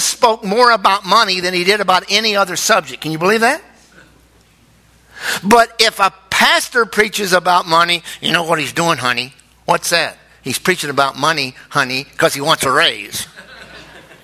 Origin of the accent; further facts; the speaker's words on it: United States; we're Americans